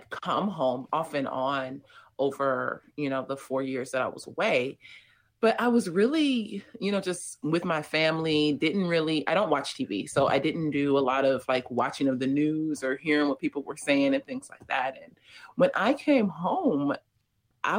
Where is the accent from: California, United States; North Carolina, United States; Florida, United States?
California, United States; Los Angeles; also born or lived in North Hollywood / South Africa; I grew up in South LA and then spent like the latter part of my teen years in a suburb of Los Angeles called North Hollywood